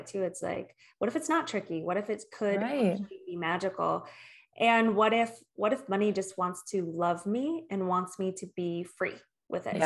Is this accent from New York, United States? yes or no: no; Michigan, United States; I'm from Michigan. I'm from the Midwest